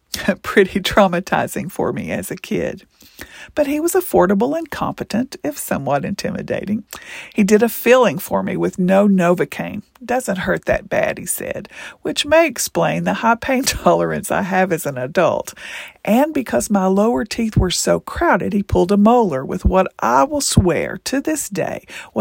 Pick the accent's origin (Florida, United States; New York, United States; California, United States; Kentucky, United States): Kentucky, United States; Being Appalachian, from Kentucky, naturally blonde, at least I used to be, a woman, and yes, growing up with limited financial resources